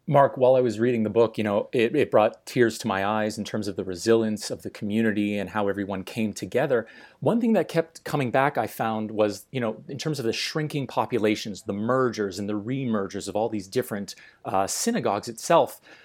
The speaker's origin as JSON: {"language": "English", "town": "Montreal", "region": "Quebec", "country": "Canada", "tie": "born or raised there", "moved": "yes", "lives_now": "Calgary, Canada", "said": "growing up in Montreal"}